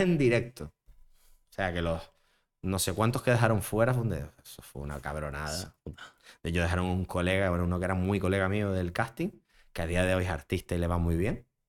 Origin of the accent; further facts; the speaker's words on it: Las Palmas de Gran Canaria, Canary Islands, Spain; also born or lived in Madrid / Barcelona; yo soy de Las Palmas